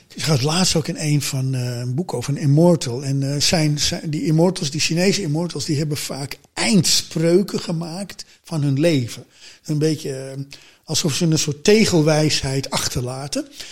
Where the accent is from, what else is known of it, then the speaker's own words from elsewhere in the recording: Amsterdam, North Holland, Netherlands; ik ben in Amsterdam geboren, maar mijn ouders zijn voor werk naar een zuidelijk van Amsterdam in zo'n slaapstadje gaan wonen.